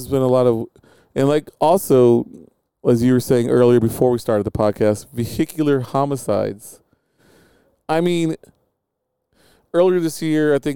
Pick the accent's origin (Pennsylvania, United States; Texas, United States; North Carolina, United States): Texas, United States; Beeville; When I was a young Mexican growing up in Beeville, Texas